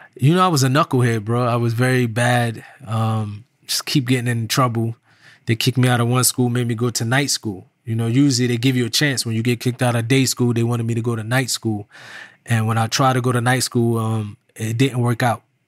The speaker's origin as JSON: {"language": "English", "town": "Irvington", "region": "New Jersey", "country": "United States", "tie": "born or raised there", "said": "I was from New Jersey, but that particular time growing up, my neighborhood in Irvington"}